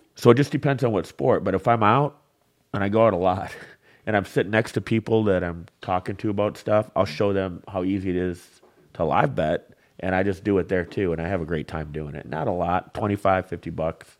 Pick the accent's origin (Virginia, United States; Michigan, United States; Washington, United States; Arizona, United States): Michigan, United States; Flint; also born or lived in Marquette, Michigan; I grew up in the Flynn area